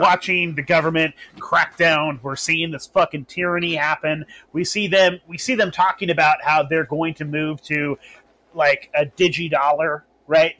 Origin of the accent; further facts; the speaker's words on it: Humboldt County, Northern California, United States; also born or lived in Vacaville area / Sacramento area; I grew up in Northern California. I grew up in Humboldt County